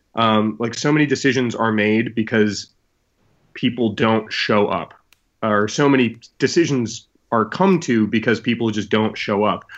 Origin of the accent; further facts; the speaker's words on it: New England, United States; I grew up in New England where we have a town meeting system